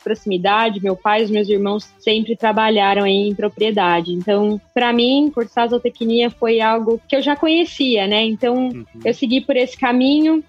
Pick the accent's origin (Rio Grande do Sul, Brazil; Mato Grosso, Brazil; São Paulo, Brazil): Mato Grosso, Brazil; Eu sou zootecnista, eu sou mato-grossense, né, vamos começar por aí, sou mato-grossense